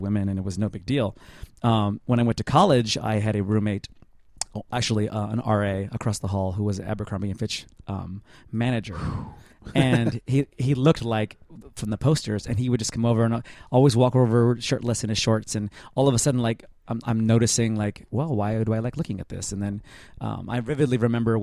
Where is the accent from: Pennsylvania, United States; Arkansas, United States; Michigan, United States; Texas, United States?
Texas, United States; Dallas; I'm from Dallas.